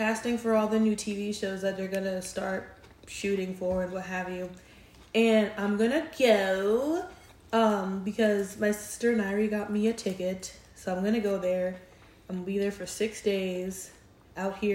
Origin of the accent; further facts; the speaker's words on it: New York, United States; now in Houston, United States; growing up in New York